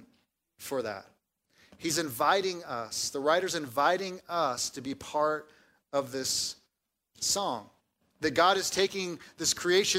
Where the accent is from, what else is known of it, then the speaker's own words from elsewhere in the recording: Southern California, United States; moved away; I grew up in Southern California, where we have mild weather